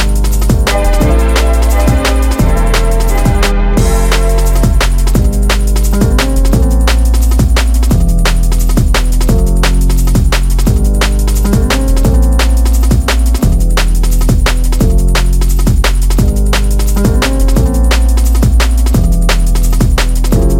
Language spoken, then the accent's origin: English; Prague, Czechia; we are from Prague